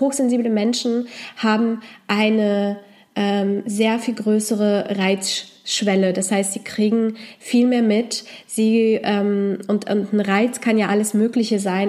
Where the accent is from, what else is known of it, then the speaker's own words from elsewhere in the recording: Poland; moved away; ich komme ursprünglich aus Polen